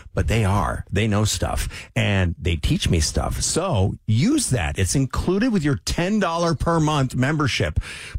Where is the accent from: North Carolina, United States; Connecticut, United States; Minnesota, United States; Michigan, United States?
Michigan, United States; Sault Ste. Marie; moved away; My hometown, Sault Ste. Marie.